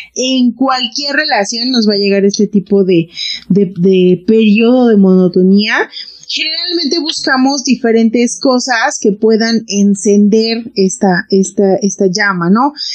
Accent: Mexico

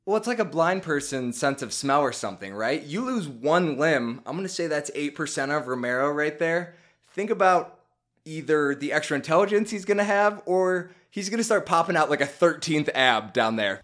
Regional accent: Chicago, Illinois, United States; born or raised there

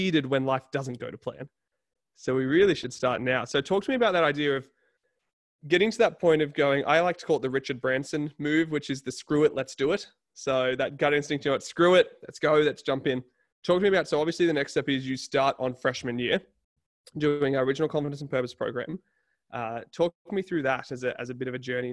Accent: Newcastle, New South Wales, Australia; I'm from Newcastle

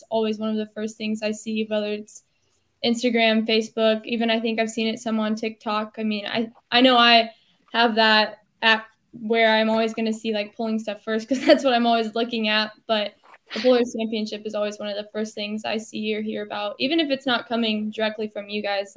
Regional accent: Buckner, United States; I pulled at Buckner, my hometown pull

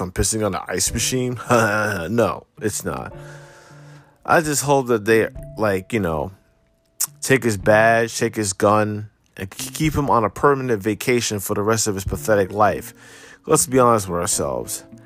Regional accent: New Jersey, United States; I'm from Jersey

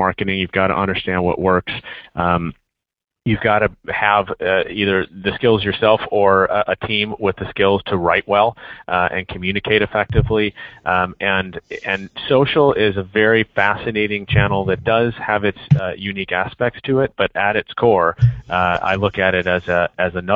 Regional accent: Chicago, Illinois, United States; being the Chicagoan that I am

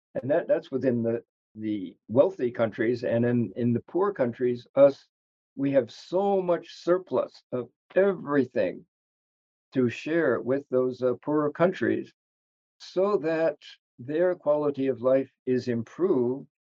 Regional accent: United States; as an American

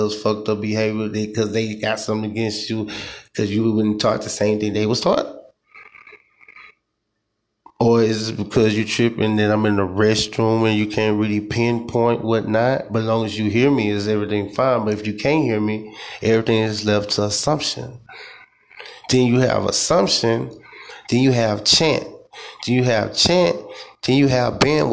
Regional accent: United States; I'm African American

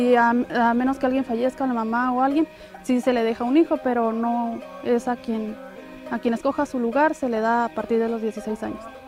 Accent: San José de la Zorra, Ensenada, Baja California, Mexico; mi responsabilidad como comisariada es pues apoyar a mi pueblo, este, cuidar nuestras tierras

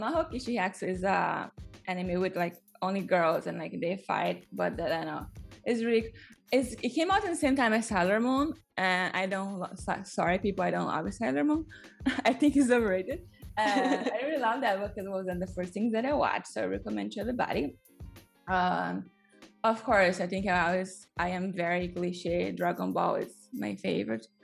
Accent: Brazil; English is a second language; I grew up with some in Brazil

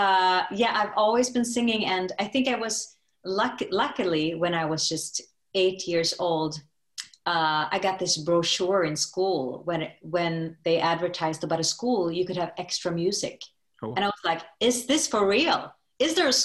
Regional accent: Stockholm, Stockholm County, Sweden; now in New York City, United States; I am from Stockholm, Sweden, and now I live in New York City

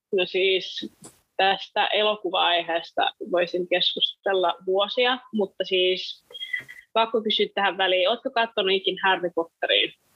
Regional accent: Orimattila, Päijät-Häme, Finland; moved away as an adult; now in Helsinki, Finland; Mä oon siis Helsingistä kotoisin ja oon sitten muuttanut Orimattilaa ja asunut 113 vuotta lapsuudesta.

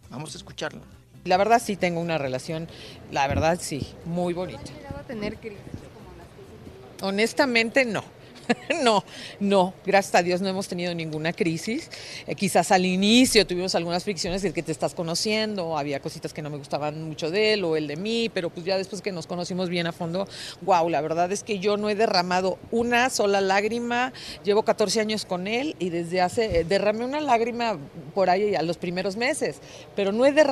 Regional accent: Mazatlán, Sinaloa, Mexico; en Mazatlán, en mi tierra

